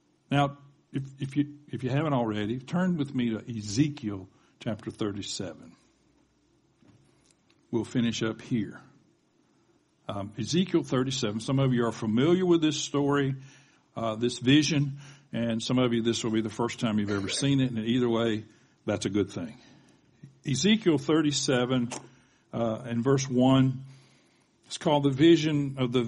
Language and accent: English; the South, United States; accent: Southern; I sounded Southern then. I guess that's because I'm from the South